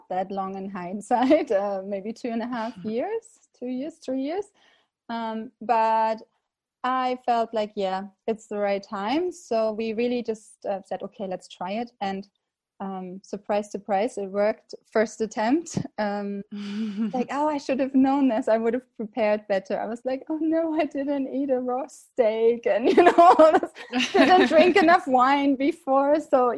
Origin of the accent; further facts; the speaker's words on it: Berlin, Germany; moved away as an adult; also born or lived in Prague, Czech Republic / Jeseník Mountains, Czech Republic; now in Czech Republic; I'm originally from Berlin, Germany. Now based in the Czech Republic for about 8 years.